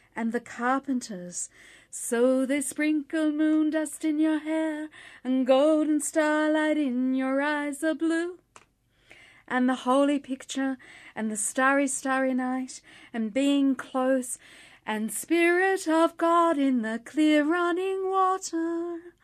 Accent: Melbourne, Victoria, Australia; also born or lived in St Kilda / Ormond; My mother was born in Earl Street, Windsor, and I was born in Earl Street, Windsor

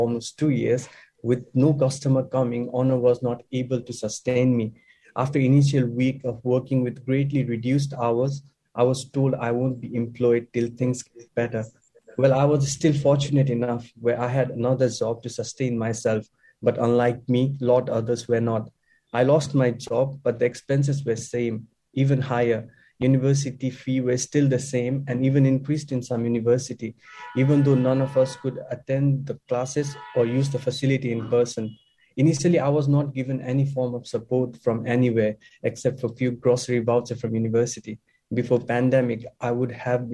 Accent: Nepal; moved away as an adult; now in Australia; I'm a proud follower of Hinduism and a member of Nepalese community here in Australia.

